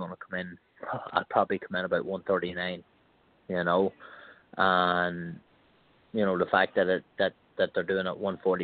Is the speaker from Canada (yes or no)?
no; Ireland; moved away as an adult; now in United States; I'm from Ireland, you know what I mean? We never had Thanksgiving